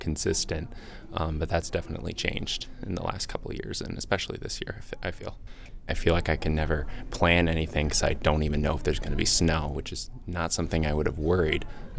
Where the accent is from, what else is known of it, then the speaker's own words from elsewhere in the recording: DeKalb Junction, New York, United States; I am from DeKalb Junction, New York, and I'm majoring in technological communications.